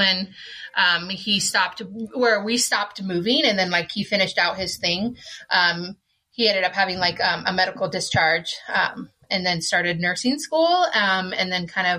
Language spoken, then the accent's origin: English; El Paso, Texas, United States; now in Utah, United States; I was born down there in Texas. I'm a Texan.